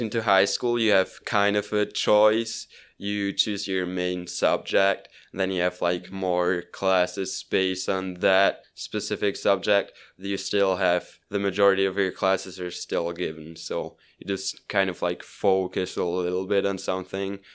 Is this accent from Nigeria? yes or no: no; Switzerland; English is a second language; I grew up in Switzerland.